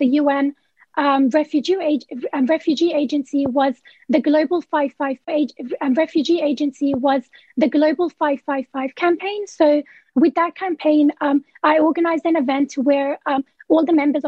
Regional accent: Sydney, New South Wales, Australia; I'm from Western Sydney. I live in Maryland within the Cumberland region.

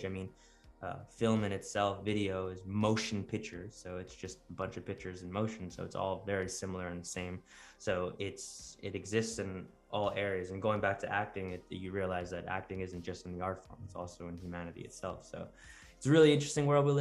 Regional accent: New York, United States; moved away as an adult; now in Florida, United States; I grew up in New York

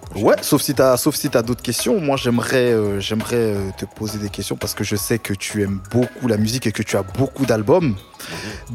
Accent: Paris, Île-de-France, France; je suis parisien.

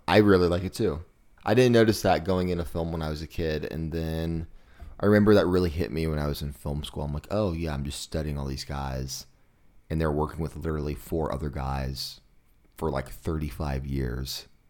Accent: Kansas City, United States; I saw this beer a lot growing up in Kansas City

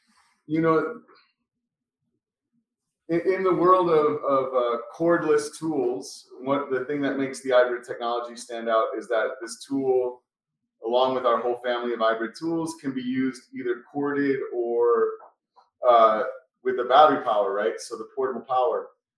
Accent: Florida, United States; I'm from Florida. That's a different country for sure.

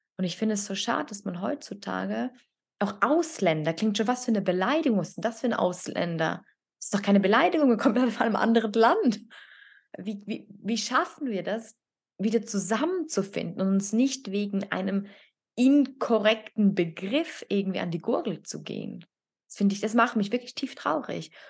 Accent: Italy; now in Switzerland; ich als Italienerin

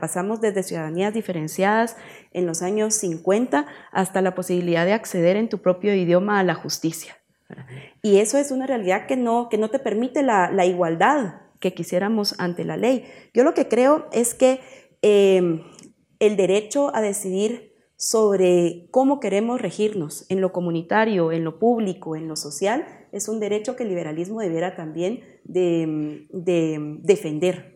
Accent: Guatemala; en nuestro país, en Guatemala

